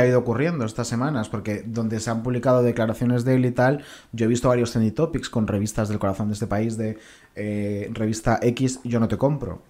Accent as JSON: {"language": "Spanish", "town": "Combarro", "region": "Galicia", "country": "Spain", "tie": "born or raised there", "said": "mi pueblo, de Conbarro, en Galicia"}